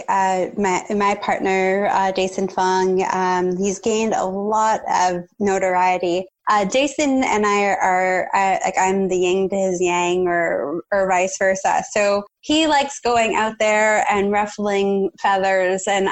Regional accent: Canada; As a Canadian

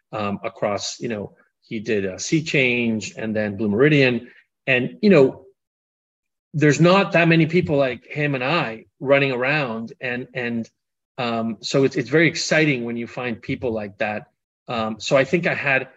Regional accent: Colombia; moved away; I grew up in Colombia.

